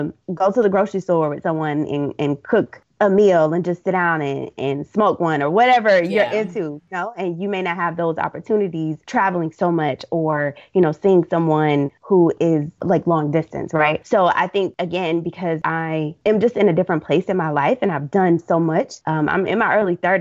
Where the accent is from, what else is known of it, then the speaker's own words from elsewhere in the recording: Deep South, United States; My parents are hard workers. We're from the Deep South.